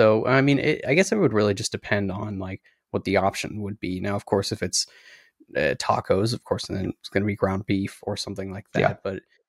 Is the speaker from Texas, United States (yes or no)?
no; South Dakota, United States; I'm originally from South Dakota, and I don't have that accent anymore.